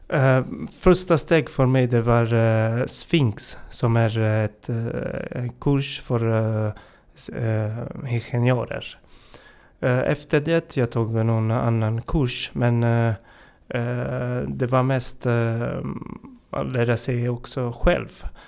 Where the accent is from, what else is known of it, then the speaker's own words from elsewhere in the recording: Italy; Swedish is a second language; moved away as an adult; now in Sweden; Jag kommer från, eh, Italien. Jag har bott, eh, i Sverige i fem och ett halvt år.